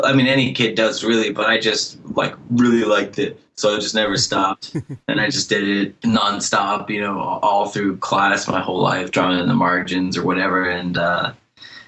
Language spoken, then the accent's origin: English; central northern Massachusetts, United States; also born or lived in Boston / Worcester / New York City area; now in north of Boston, United States; I'm from Massachusetts. I've kind of bounced around a little bit. Grew up in central northern Massachusetts, then went to college in Boston